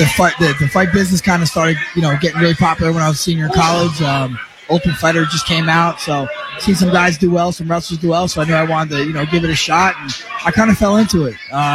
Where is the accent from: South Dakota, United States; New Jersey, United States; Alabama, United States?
New Jersey, United States; Toms River; I'm a Tom's River kid through and through